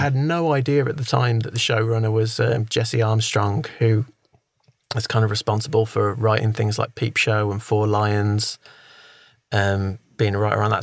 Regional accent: England, United Kingdom; I'm an Englishman

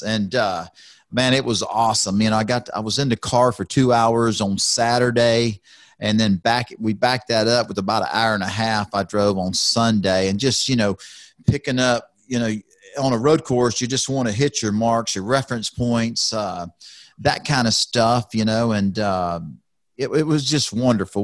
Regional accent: Houston, Texas, United States; being a Texan, being from Houston, Texas, I, I'm Texas proud, I'm Houston proud

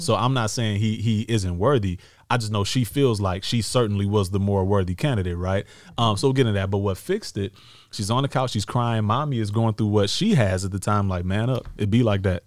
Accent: Detroit, Michigan, United States; now in Los Angeles, United States; what we grew up with in Detroit

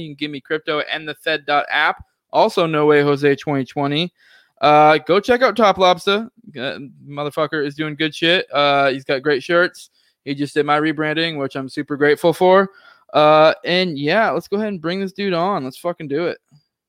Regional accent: Maine, United States; So like, I was talking before, I'm originally from Maine.

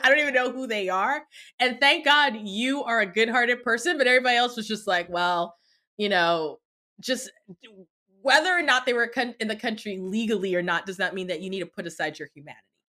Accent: United States; I was born in the States

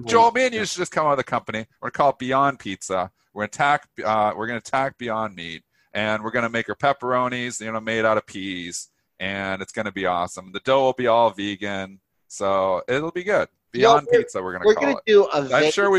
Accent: Ontario, Canada; I actually always talk Fahrenheit because I'm from Essex County, which is like mini Detroit, really. We always watch Detroit television, so we're the only pocket in Canada that talks Fahrenheit.

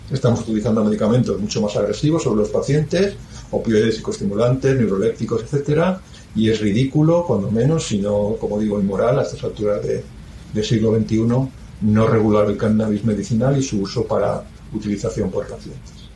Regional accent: Spain

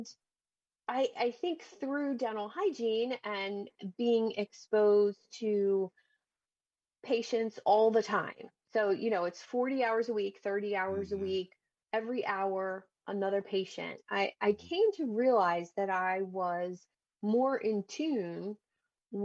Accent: New Jersey, United States; In South Jersey

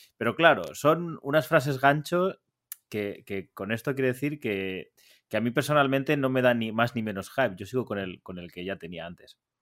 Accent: Valencian Community, Spain; moved away; mi tierra, en, la terreta

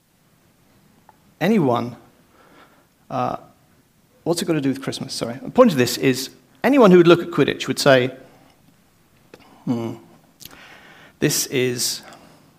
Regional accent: United Kingdom; also born or lived in Ireland; as a Brit, actually, according to my passport now, an Irishman

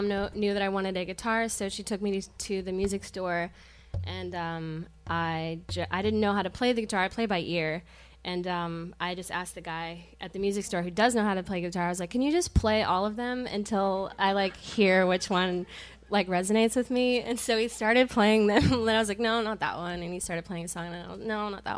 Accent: Georgia, United States; moved away as an adult; also born or lived in Pittsburgh / Denver; now in Cambridge, Massachusetts, United States; It's all I've ever known was growing up in the South

